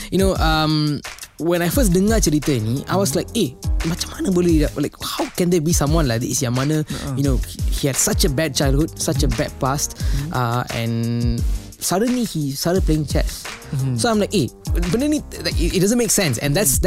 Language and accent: Malay; Petaling Jaya, Selangor, Malaysia; I berasal daripada kampung Kayuara. Uh, it's in Petaling Jaya.